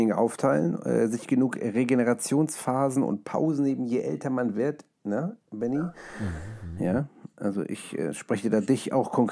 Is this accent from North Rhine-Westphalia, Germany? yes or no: no; Hamburg, Germany; es ist ja nicht meine Heimat, ist äh, Hamburg und Deutschland, aber meine Eltern kommen ja aus Polen